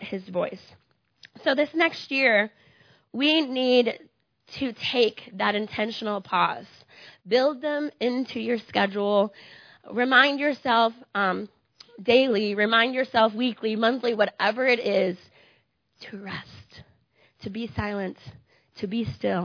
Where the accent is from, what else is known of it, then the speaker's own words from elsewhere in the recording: Iowa, United States; moved away; I'm from Iowa